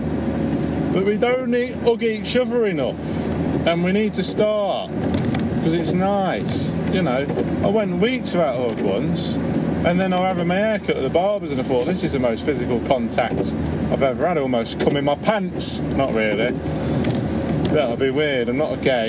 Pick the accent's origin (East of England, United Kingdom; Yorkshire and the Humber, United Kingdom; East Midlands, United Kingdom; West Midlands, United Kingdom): East Midlands, United Kingdom; Leicester; I'm from Leicester, which is in the Midlands.